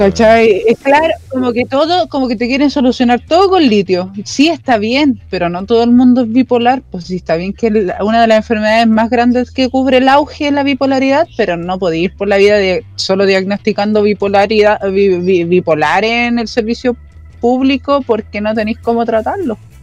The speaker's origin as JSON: {"language": "Spanish", "country": "Chile"}